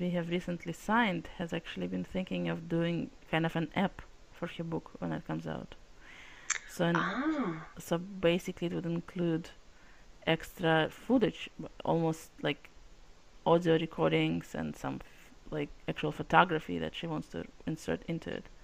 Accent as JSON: {"language": "English", "country": "Russia", "first_language": "Russian", "second_language": "English", "moved": "yes", "lives_now": "United States", "said": "And in fact, as you can tell by the accent, I'm from Russia. Well, from Soviet republics. And so we, everyone spoke Russian"}